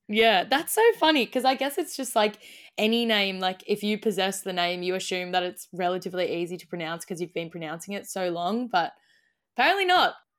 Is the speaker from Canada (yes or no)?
no; Australia; being Aussie